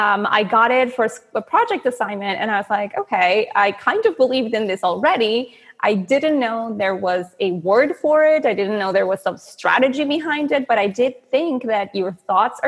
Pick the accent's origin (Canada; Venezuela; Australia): Venezuela; moved away; I'm from Venezuela, and that has been born and raised